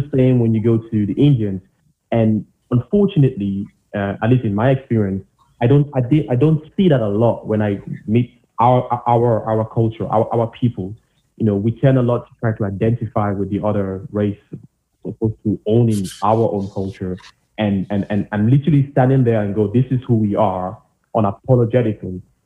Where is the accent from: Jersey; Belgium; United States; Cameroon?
Cameroon; now in Germany; I, I, I came from Cameroon.